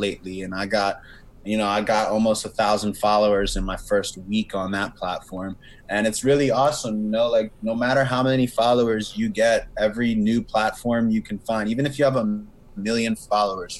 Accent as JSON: {"language": "English", "town": "Philadelphia", "region": "Pennsylvania", "country": "United States", "said": "I am still here in Philly. I'm from Philly. Haven't moved"}